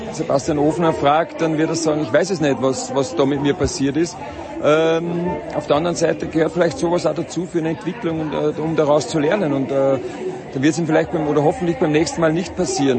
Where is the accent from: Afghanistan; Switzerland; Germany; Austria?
Austria; wir als Österreicher, denke ich, gerade was Skifahren angeht, äh, das gehört dazu, so wachsen wir auf